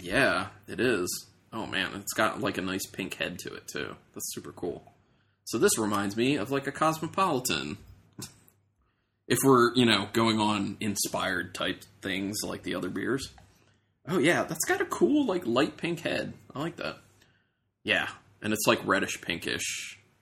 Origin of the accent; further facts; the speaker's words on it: Ohio, United States; moved away; I'm originally from Ohio, my grandmother lived there